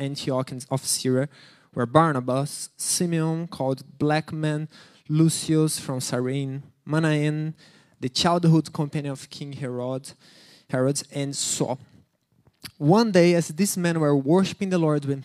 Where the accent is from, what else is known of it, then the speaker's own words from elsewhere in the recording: Brazil; moved away; I'm from Brazil.